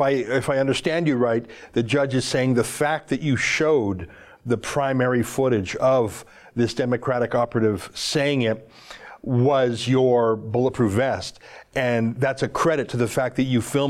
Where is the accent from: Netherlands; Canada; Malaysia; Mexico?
Canada; I love Americans, but I like being a Canadian.